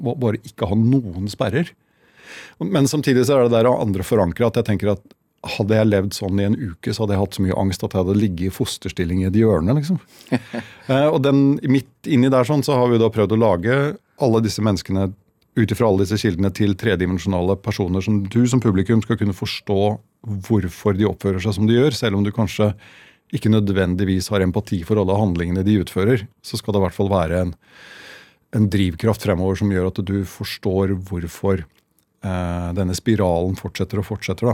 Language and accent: Norwegian; Halden, Østfold, Norway; jeg er fra Halden